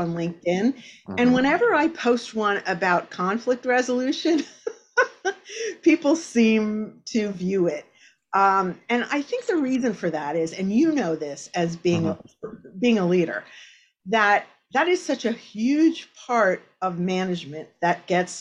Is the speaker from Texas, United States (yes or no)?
no; Exeter Township, Pennsylvania, United States; I grew up in Exeter Township, and I actually grew up on 40 acres of land